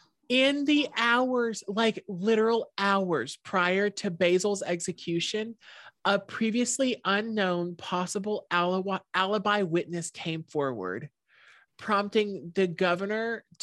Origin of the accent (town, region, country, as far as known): Shreveport, Louisiana, United States